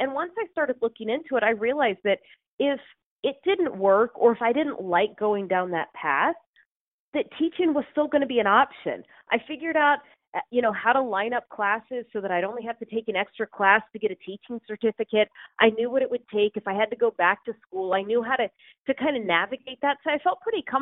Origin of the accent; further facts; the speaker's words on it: Houston, Texas, United States; now in Seattle, United States; I grew up in Houston